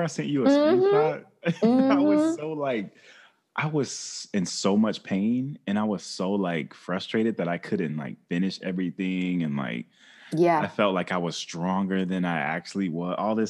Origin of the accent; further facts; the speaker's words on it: South Carolina, United States; because I grew up here in South Carolina